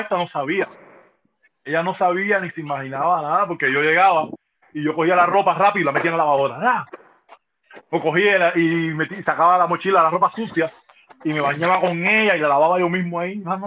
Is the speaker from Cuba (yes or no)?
yes; Cuba; born or raised there; moved away